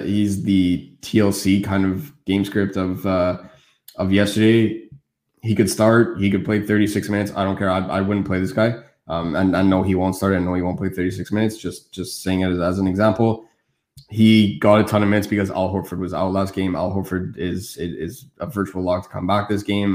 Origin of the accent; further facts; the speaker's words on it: Montreal, Quebec, Canada; I speak French. I'm from Montreal.